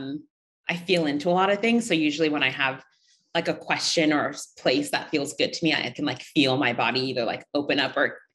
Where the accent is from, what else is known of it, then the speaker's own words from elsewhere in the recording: Seattle, Washington, United States; moved away as an adult; also born or lived in Uganda; now in New York City, United States; I was born in Uganda and I moved to the States when I was really young, 3 or 4. I grew up in Seattle, Washington, or like outside of Seattle